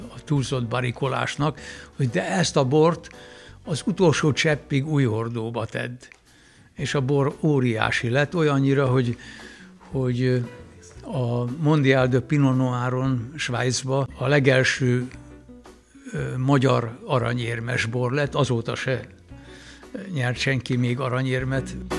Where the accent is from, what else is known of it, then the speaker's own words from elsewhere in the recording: Villány, Baranya, Hungary; elkezdődött az élet, a bor mentén, ott gyerekeskedtem